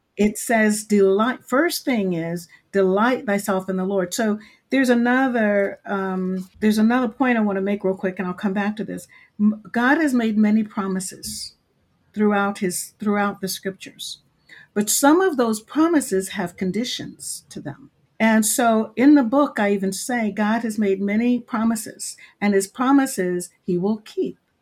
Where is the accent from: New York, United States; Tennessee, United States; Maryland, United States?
Maryland, United States; I live in Maryland, originally born and raised in Maryland